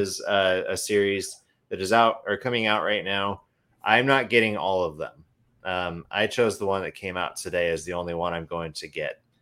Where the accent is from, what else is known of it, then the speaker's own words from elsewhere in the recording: Idaho, United States; now in Oregon, United States; growing up in Idaho